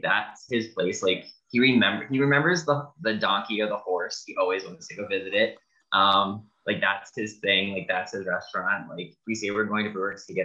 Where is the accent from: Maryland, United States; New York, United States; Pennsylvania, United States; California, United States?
Pennsylvania, United States; Catasauqua; also born or lived in Northampton, Pennsylvania / Whitehall, Pennsylvania; I grew up in Catasauqua, and then I went to, moved to Northampton